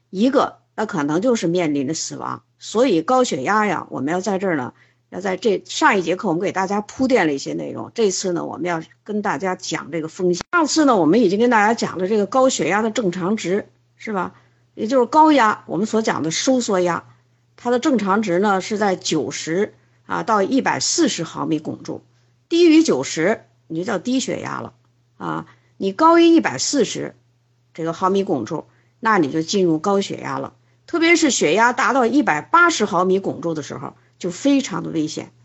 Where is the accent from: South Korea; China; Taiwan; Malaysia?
China; 这是我们中国人吃的三大动物型的肉